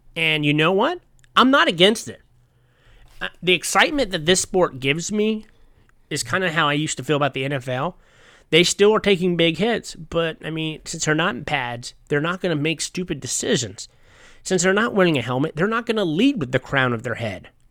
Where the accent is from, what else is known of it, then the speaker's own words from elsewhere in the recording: United States; as an American